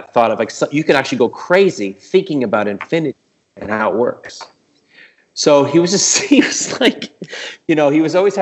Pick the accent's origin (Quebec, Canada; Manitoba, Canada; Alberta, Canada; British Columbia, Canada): Quebec, Canada; Montreal; I'm from Montreal